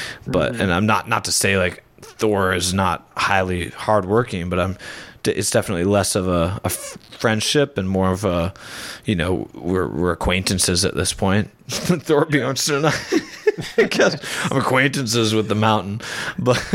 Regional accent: United States; as a American

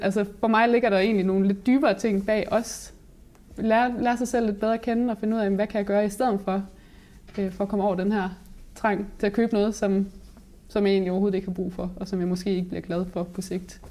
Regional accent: Aabenraa, Southern Denmark, Denmark; now in Vojens, Denmark; Jeg kommer oprindeligt fra Åben Rå

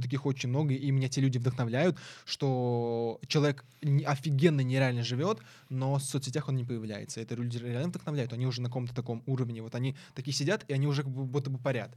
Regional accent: Syzran, Samara Oblast, Russia; moved away; я вообще из Самарской области, я не, я не москвич

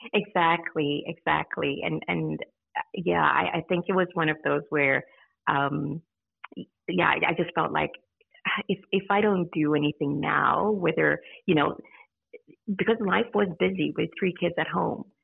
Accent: Zimbabwe; moved away as an adult; also born or lived in United States; now in Australia; I originally grew um, was born in Zimbabwe, yep. um, but I grew up in the States and was yes. there for a couple of years. And then our family moved back to Zimbabwe.

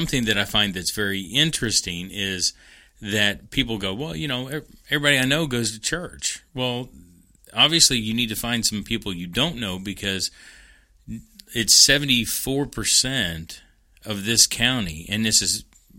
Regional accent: Kentucky, United States; I know even growing up in Central Kentucky, there was prayer

